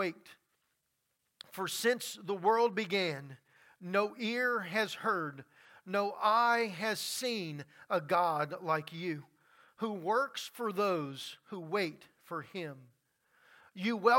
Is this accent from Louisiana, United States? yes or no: yes; Louisiana, United States; Growing up in Louisiana, I have seen many storms and many floods come through.